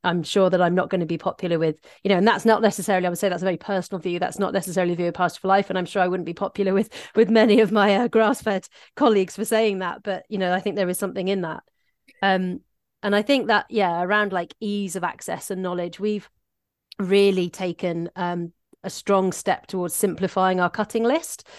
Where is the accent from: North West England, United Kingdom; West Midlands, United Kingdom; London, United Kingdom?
West Midlands, United Kingdom; Shropshire; also born or lived in South East England; now in Aberdeenshire, United Kingdom; I grew up in very rural Shropshire